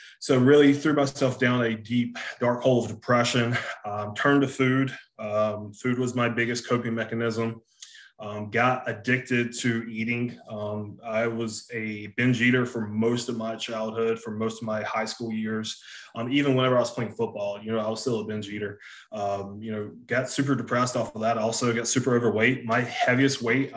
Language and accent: English; Hartsville, South Carolina, United States; accent: Southern; I'm from South Carolina, from a small town called Hartsville, South Carolina